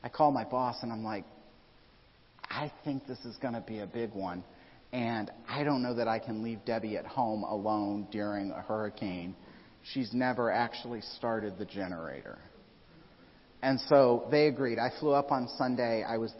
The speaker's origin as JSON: {"language": "English", "region": "Midwest", "country": "United States", "tie": "born or raised there", "moved": "yes", "lives_now": "Florida, United States", "said": "I grew up in the Midwest"}